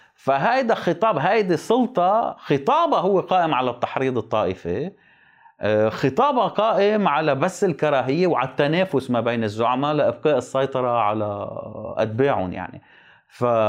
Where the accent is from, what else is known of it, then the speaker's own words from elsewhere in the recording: Lebanon; عندنا بلبنان